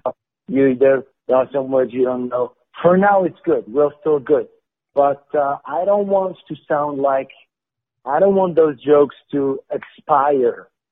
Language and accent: English; Morocco; English is a second language; moved away; also born or lived in Montreal, Canada / France; I was born and raised in Morocco. Um, then I moved to Canada. I lived in Montreal for four years.